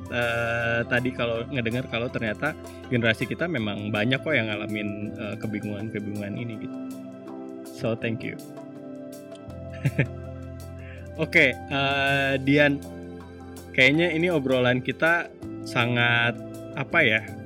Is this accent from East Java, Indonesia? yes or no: no; Singkawang, West Kalimantan, Indonesia; moved away; also born or lived in West Java / Jakarta; aku kan gedenya di Kalimantan ya, di Singkawang, Singkawang Sanggau, daerah Kalimantan Barat